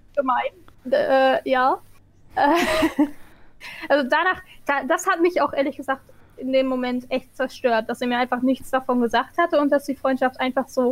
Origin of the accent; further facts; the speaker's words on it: Egypt; now in Germany; die Hälfte meiner Kindheit in Ägypten war